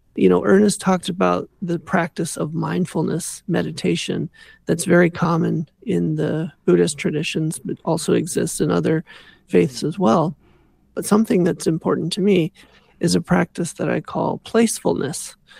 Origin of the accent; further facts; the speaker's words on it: Southern California, United States; now in Canada; when I was growing up in Southern California